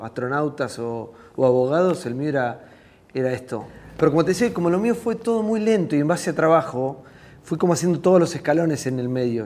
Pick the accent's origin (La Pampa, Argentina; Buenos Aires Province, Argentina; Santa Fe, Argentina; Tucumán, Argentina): Buenos Aires Province, Argentina; Tres Algarrobos; moved away as an adult; era un pibe en mi pueblo, en Tres Agarrobos